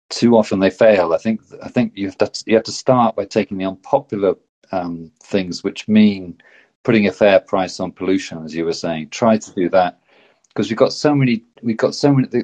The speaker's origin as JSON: {"language": "English", "town": "Exeter", "region": "South West England", "country": "United Kingdom", "tie": "born or raised there", "moved": "yes", "lives_now": "Oslo, Norway", "said": "I grew up in Exeter. I was born in Exeter in the southwest of the UK, and that I now live in Oslo in, in Norway"}